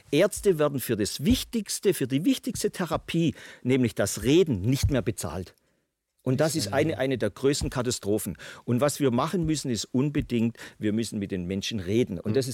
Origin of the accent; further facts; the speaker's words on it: Baden-Württemberg, Germany; ich als Schwabe sage, okay, es tut mir leid, aber ich muss Ihnen jetzt mal in den Hintern treten.